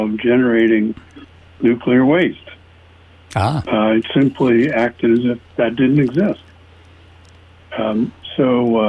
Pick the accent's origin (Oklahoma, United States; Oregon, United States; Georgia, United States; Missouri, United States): Oregon, United States; not far from Portland; moved away as an adult; also born or lived in the East (US); I grew up in Oregon, actually, not far from Portland, and still love the West, feel like a Westerner, but I've lived in the East for now more than 50 years